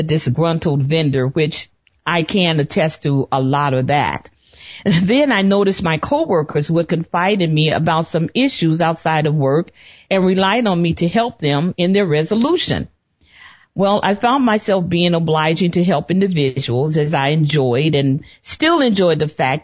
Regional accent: Chicago, Illinois, United States; born or raised there; also born or lived in Birmingham, Alabama

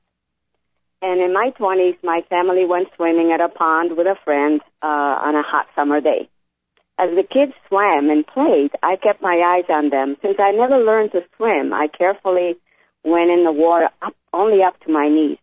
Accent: Italy; now in Connecticut, United States; I was born in Italy in a small town

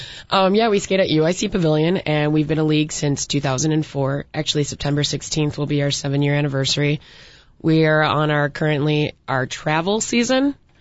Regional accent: Chicago, Illinois, United States; And we're all here from Chicagoland or Chicago proper.

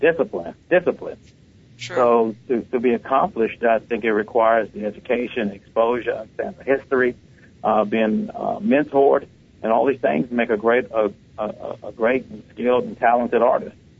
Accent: Washington, District of Columbia, United States; growing up in Washington D.C.

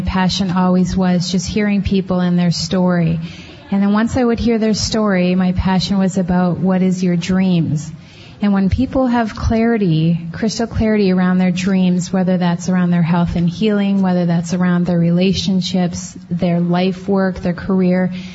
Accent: Canada; now in Minnesota, United States; I'm from Canada originally and living in Minnesota

